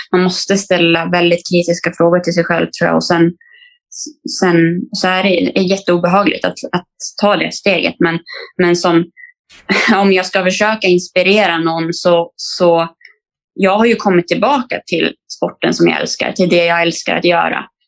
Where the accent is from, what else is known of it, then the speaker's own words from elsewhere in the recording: Falun, Dalarna County, Sweden; moved away as an adult; also born or lived in Stockholm; Jag flyttade från, från min hemstad Falun